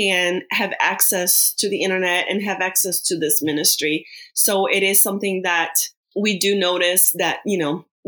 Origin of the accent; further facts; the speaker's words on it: Brazil; we're from Brazil.